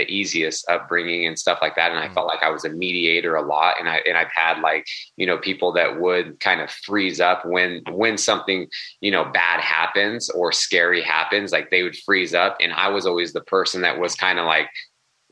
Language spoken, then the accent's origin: English; Sacramento, California, United States; I grew up in Sacramento, California